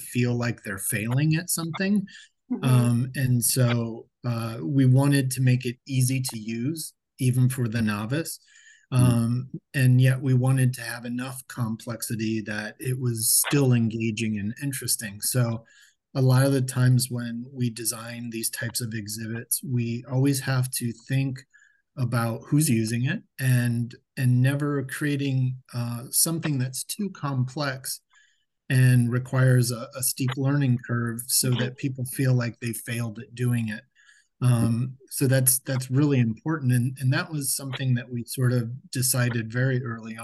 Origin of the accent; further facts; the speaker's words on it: Akron, Ohio, United States; now in Dayton, United States; I'm actually originally from Akron, Ohio